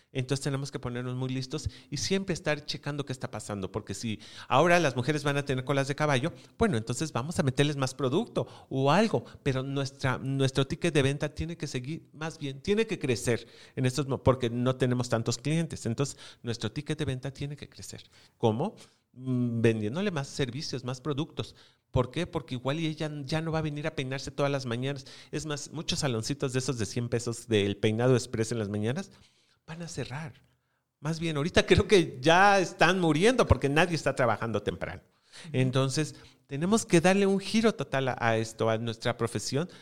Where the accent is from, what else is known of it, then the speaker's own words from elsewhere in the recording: Mexico; somos mexicanos